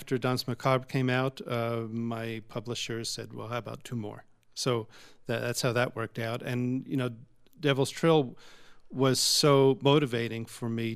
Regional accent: Long Island, New York, United States; We grew up on Long Island together

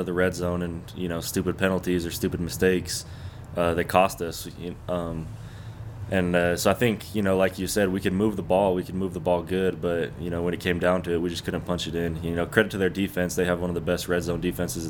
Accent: Texas, United States; moved away; I'm from Texas

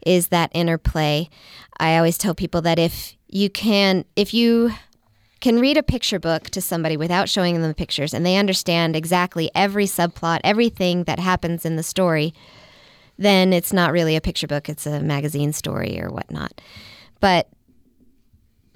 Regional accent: Midwest, United States; moved away; I grew up in the Midwest.

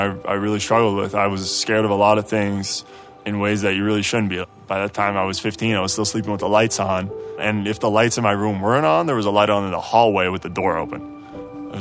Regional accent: Amsterdam, North Holland, Netherlands; moved away as an adult; Born and raised in Amsterdam, two amazing parents, Peter and Martina.

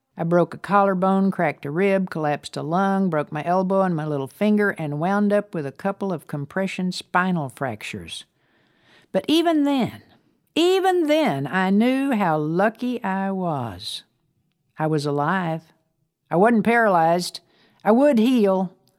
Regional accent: Amarillo, Texas, United States; also born or lived in Brownfield, Texas; to Amarillo, where my grandparents lived, I became something of a city girl

